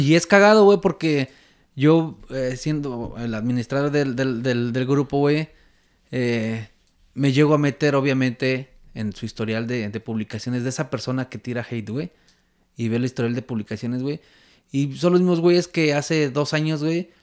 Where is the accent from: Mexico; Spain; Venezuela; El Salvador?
Mexico; Mexico City; moved away as an adult; now in Vancouver, Canada; soy chilango, güey, estoy acostumbrado al pinche tráfico de la Ciudad de México